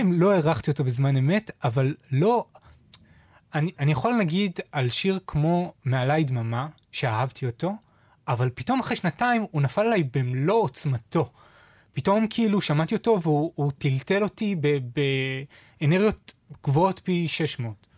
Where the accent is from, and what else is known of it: Israel